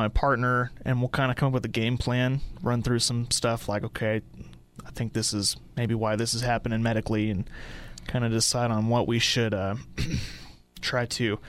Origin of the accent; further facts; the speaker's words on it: Dalhart, Texas, United States; also born or lived in Amarillo, Texas; I'm from Dalhart. I grew up here